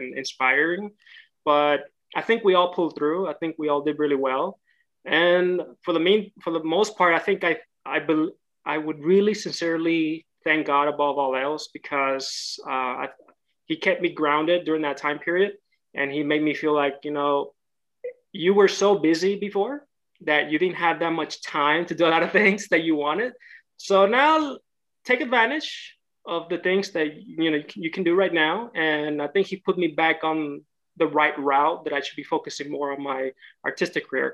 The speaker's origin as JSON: {"language": "English", "town": "Houston", "region": "Texas", "country": "United States", "tie": "born or raised there", "also_born_or_lived": "Monterrey, Mexico", "moved": "as an adult", "lives_now": "Los Angeles, United States", "said": "I was raised in Houston, Texas for about 25 years"}